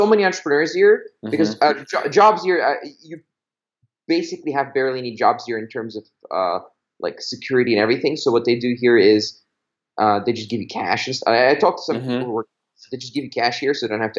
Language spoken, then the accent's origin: English; Belgium; moved away; I grew up in Belgium